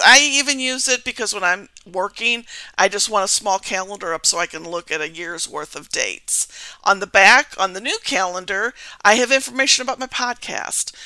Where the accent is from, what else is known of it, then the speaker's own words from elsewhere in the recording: Missouri, United States; I'm from uh, Pluto, Missouri, okay. in the United States